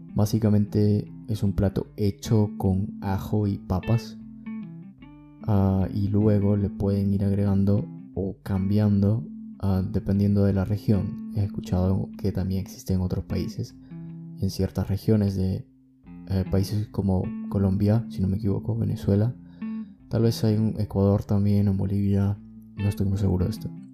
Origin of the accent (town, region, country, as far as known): Peru